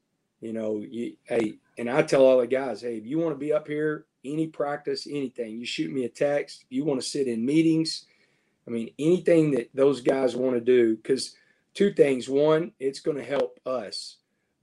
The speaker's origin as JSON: {"language": "English", "region": "Texas", "country": "United States", "said": "being a Texan and being a Texas high school coach for so long"}